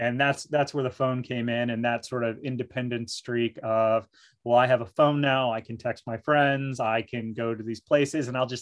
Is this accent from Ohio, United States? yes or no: yes; Mount Vernon, Ohio, United States; I grew up in Mount Vernon, so rural Ohio